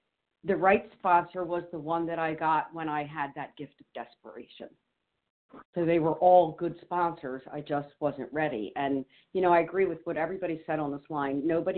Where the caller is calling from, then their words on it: New Jersey, United States; I'm usually calling from New Jersey, but today I'm in Maine.